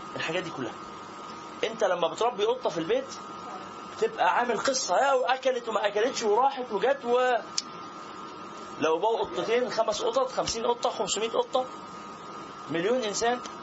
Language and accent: Arabic; Egypt; احنا كمصريين